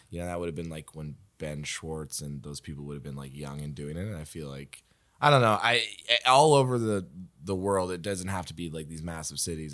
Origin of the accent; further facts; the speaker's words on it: Waverley, Nova Scotia, Canada; I grew up in Waverly